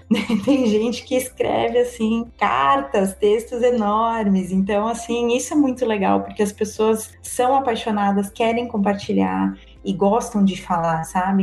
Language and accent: Portuguese; Erechim, Rio Grande do Sul, Brazil; moved away as an adult; also born or lived in Porto Alegre / London; eu sou de Erechim, interior do Rio Grande do Sul